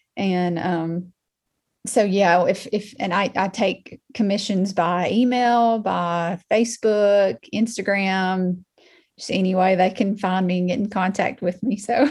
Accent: Muscle Shoals, Alabama, United States; I was born and raised in Muscle Shoals, Alabama. I've been here pretty much my whole life.

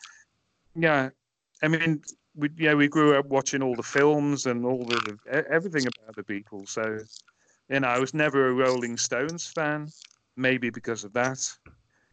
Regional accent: Merseyside, North West England, United Kingdom; moved away; growing up in Merseyside

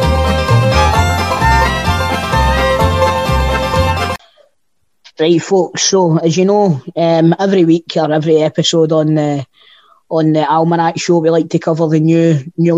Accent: Scotland, United Kingdom; us being Scottish

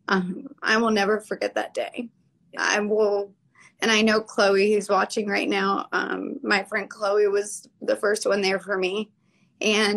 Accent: Florida, United States; I'm from Florida

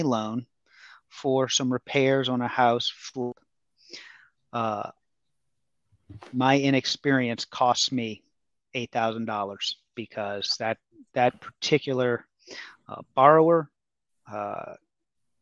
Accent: New Orleans, Louisiana, United States; moved away as an adult; I'm from New Orleans.

